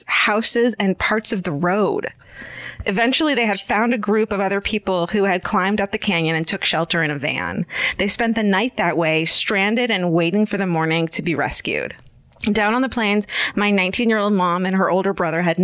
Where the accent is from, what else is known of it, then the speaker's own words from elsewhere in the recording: California, United States; We're from California